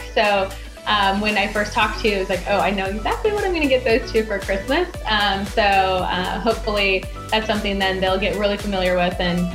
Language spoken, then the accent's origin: English; North Dakota, United States; I grew up in North Dakota, and so we're used to negative 40 Fahrenheit